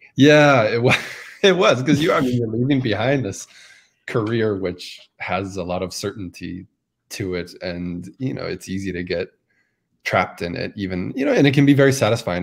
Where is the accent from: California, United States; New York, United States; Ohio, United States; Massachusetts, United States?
Massachusetts, United States; I remember being a kid growing up in Massachusetts